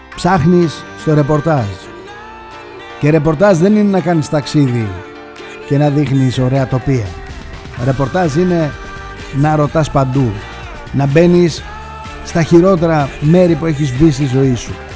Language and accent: Greek; Greece; Είμαι Έλληνας